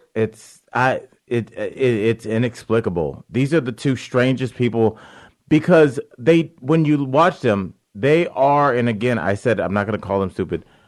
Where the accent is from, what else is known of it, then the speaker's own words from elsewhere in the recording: Cleveland Heights, Ohio, United States; moved away; also born or lived in Beachwood, Ohio; Cleveland Heights and then Beechwood.